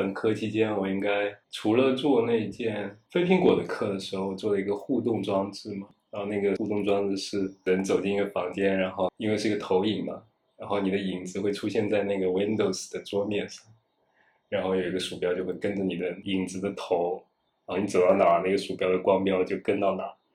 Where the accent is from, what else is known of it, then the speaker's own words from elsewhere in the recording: Wenzhou, Zhejiang, China; first language Wenzhounese; Chinese is a second language; moved away; 我是一个温州人，母语是温州话